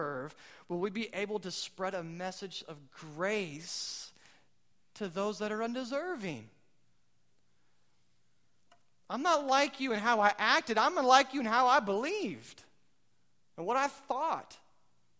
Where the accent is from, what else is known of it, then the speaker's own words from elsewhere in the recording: United States; I'm American